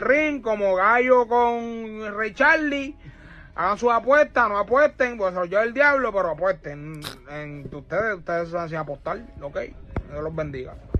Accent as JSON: {"language": "Spanish", "country": "Cuba", "said": "yo soy cubano"}